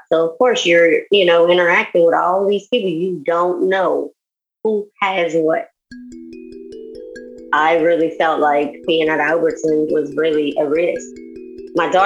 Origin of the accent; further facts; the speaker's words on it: Houma, Louisiana, United States; moved away as an adult; also born or lived in Denham Springs; now in Baton Rouge, United States; I grew up in Houma